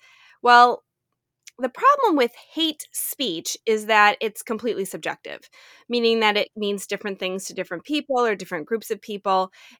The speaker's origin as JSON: {"language": "English", "country": "United States", "said": "I'm an American. I was in law school at the time."}